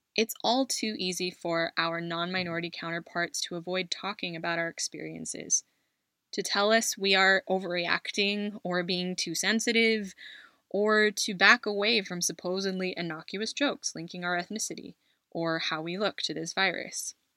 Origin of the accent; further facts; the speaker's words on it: United States; also born or lived in Philippines (parents' home country); now in Spain; As someone who identifies as Filipino American, which is often mistaken for Chinese here in my adopted country of Spain